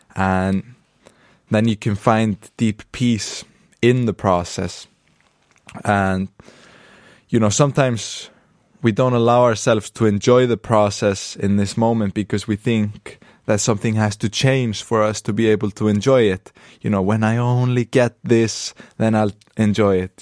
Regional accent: Akureyri, Northeastern Region, Iceland; I'm in the north of Iceland right now, in my hometown of Akureyri.

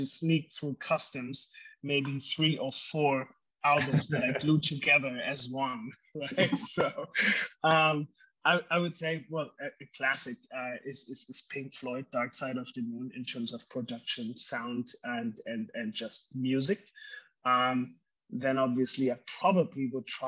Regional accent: Germany; I grew up in Germany

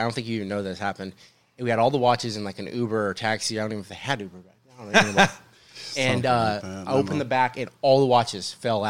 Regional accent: Eugene, Oregon, United States; Born and raised in Eugene.

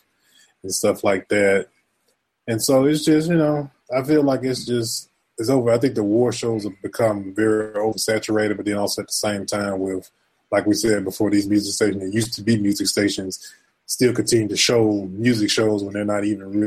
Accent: the South, United States; I grew up in the South

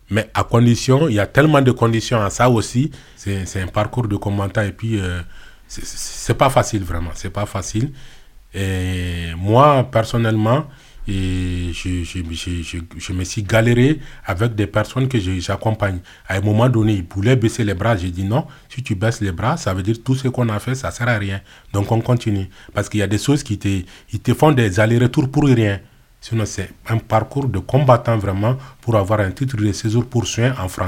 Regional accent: Mali; moved away; Je suis parti du Mali, donc je fais le Sahara, l'Algérie, la Libye, et je pris le bateau pneumatique pour arriver en Italie.

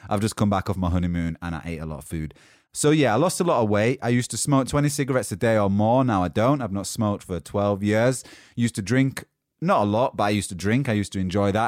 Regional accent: Yorkshire and the Humber, United Kingdom; now in London, United Kingdom; I'm from Yorkshire in England, currently living in London

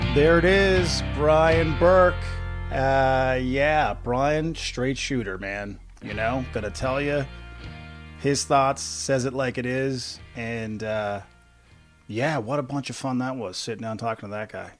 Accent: Corner Brook, Newfoundland and Labrador, Canada; I'm originally from Corner Brook, Newfoundland myself.

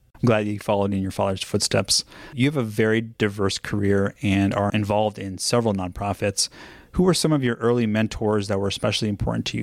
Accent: Los Angeles, California, United States; I grew up here in Los Angeles, and I listened to K-Rock

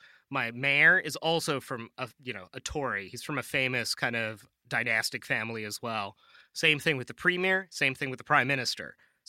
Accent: Vancouver, British Columbia, Canada; moved away; my hometown of Vancouver.

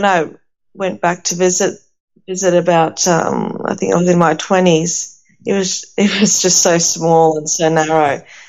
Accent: Athens, Attica, Greece; now in Australia; And where I was born in Athens and grew up in a unit complex, an apartment, a small apartment.

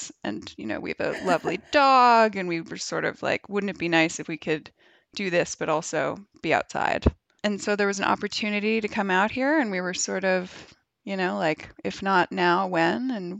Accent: Boston, Massachusetts, United States; moved away as an adult; also born or lived in New York; now in Los Angeles, United States; I grew up in Boston. I lived in New York for like 12 years and just moved out here officially last September, so now a year, but came out for sort of a test run the February before

